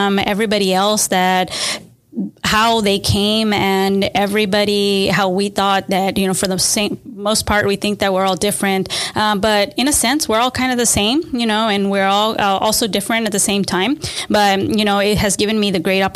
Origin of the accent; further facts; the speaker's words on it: Austin, Texas, United States; I was born in Austin, Texas, or native Austinite